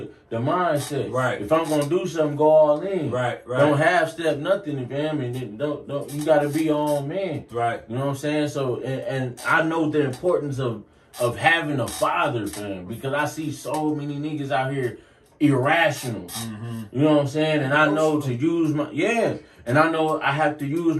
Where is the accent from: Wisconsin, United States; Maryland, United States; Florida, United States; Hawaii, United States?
Wisconsin, United States; Milwaukee; I come from Milwaukee. I come from the bottom just like everybody else